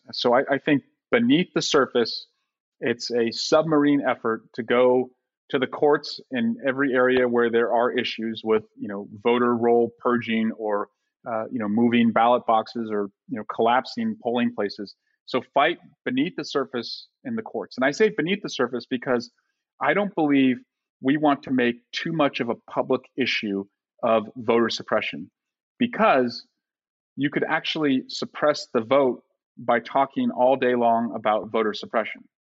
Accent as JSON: {"language": "English", "region": "California", "country": "United States", "said": "Like, you know, I'm from California. I love red wine."}